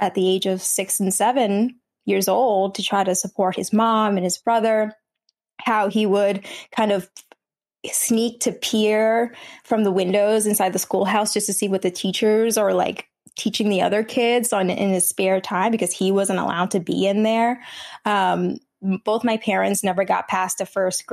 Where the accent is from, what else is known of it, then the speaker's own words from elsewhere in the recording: New Jersey, United States; first language Vietnamese; English is a second language; my parents resettled to New Jersey, and that's where I was born and raised. So I've always been a Jersey girl